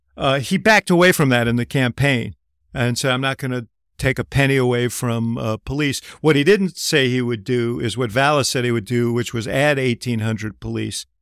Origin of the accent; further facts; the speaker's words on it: Chicago, Illinois, United States; I'm a Chicagoan